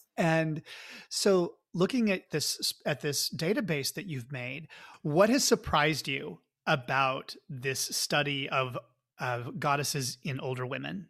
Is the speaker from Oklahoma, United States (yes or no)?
yes; Oklahoma, United States; now in California, United States; I'm from Oklahoma